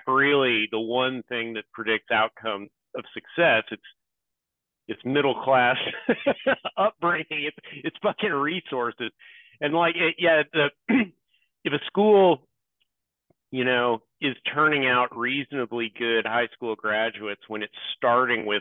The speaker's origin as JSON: {"language": "English", "town": "San Antonio", "region": "Texas", "country": "United States", "tie": "born or raised there", "moved": "yes", "lives_now": "Dallas, United States", "said": "my hometown of San Antonio"}